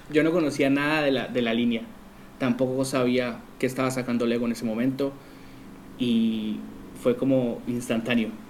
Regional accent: Colombia; now in Argentina; bueno, soy colombiano, como dijiste, y vivo en Argentina

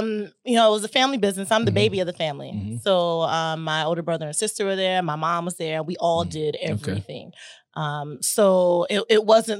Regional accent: Chattanooga, Tennessee, United States; I'm from Tennessee. Little Tennessee girl, Chattanooga, Tennessee. I grew up in a restaurant.

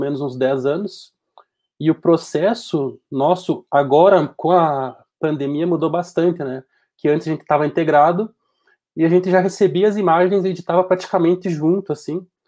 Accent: Passo Fundo, Rio Grande do Sul, Brazil; tenho 28 anos, sou daqui de Passo Fundo

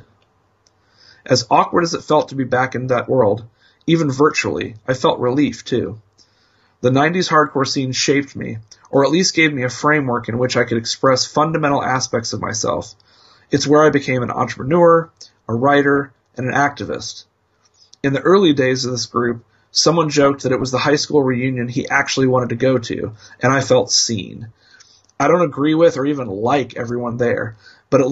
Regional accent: Indianapolis, Indiana, United States; Two grown-up hardcore punks, longtime journalists, and longtime friends born and bred in Indianapolis, Indiana.

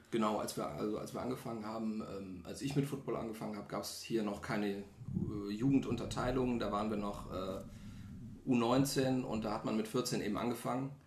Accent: Solingen, North Rhine-Westphalia, Germany; komme aus Solingen, also auch hier um die Ecke

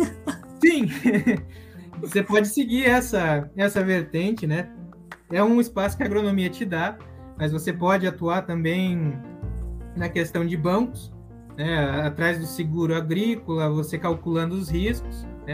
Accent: Curitiba, Paraná, Brazil; moved away as an adult; also born or lived in Londrina / Oklahoma; now in United States; eu nasci em Curitiba, então meu documento é. Eu sou curitibano

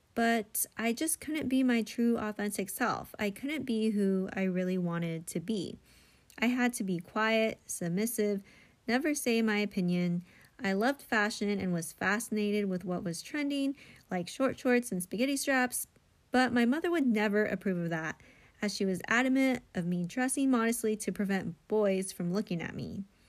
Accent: United States; as a Filipino American in the evangelical church

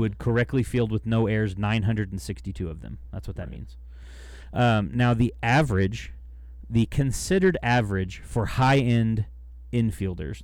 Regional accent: United States; I'm American

